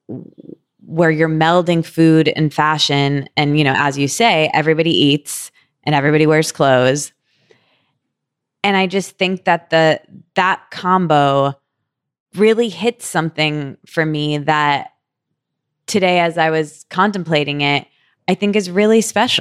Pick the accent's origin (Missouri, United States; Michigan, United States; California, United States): Michigan, United States; I'm from Michigan where we don't have Carl's Jr.